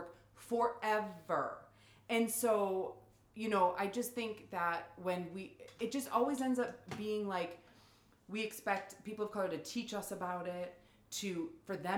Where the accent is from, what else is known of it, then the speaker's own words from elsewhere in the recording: New England, United States; up in New England, we are so quick to be like, well, I'm from New England